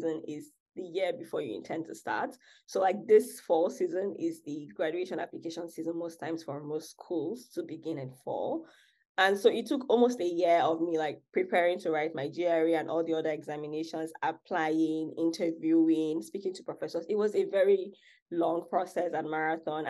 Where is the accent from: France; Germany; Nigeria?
Nigeria; Akwa Ibom; moved away as an adult; also born or lived in Lagos, Nigeria; now in United States; I'm actually from, and I was born in Akwa Ibom State, which is a smaller state in Nigeria. And I only moved to Lagos about 5 years